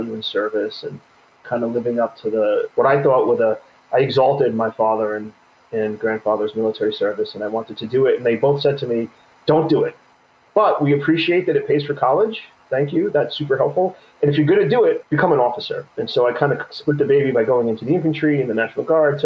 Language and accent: English; New York City, New York, United States; I grew up in Brooklyn in the 70s, 80s, and then early 90s.